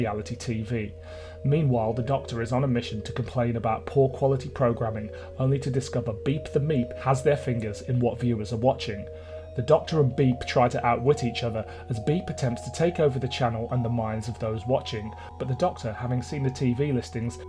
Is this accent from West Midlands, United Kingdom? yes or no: yes; Birmingham, West Midlands, United Kingdom; I grew up in Birmingham